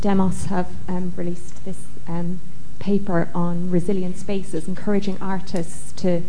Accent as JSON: {"language": "English", "country": "Ireland", "moved": "yes", "lives_now": "London, United Kingdom", "said": "I've also been a resident at the Market Estate, so I completely understand that, you know, as an immigrant and as an Irish person"}